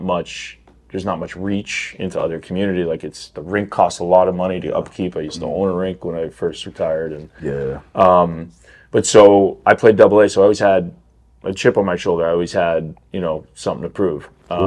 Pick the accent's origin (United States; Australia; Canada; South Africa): Canada; I grew up in Canada.